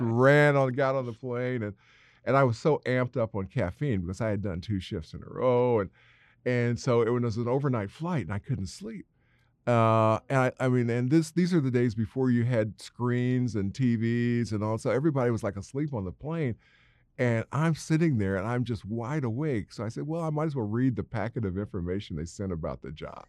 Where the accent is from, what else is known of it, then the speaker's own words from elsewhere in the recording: Indiana, United States; my home state of Indiana. Now, remember when I was, uh, sixteen, I wanted to get out of Indiana